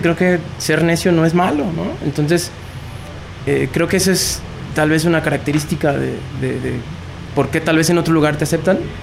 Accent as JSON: {"language": "Spanish", "country": "Mexico", "said": "De México."}